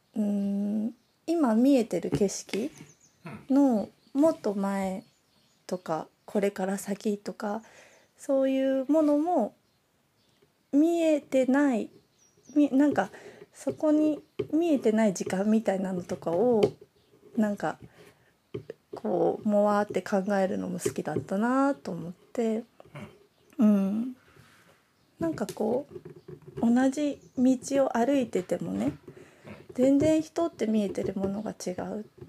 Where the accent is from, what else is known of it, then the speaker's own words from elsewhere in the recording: Nagoya, Aichi, Japan; 私は名古屋生まれ名古屋育ち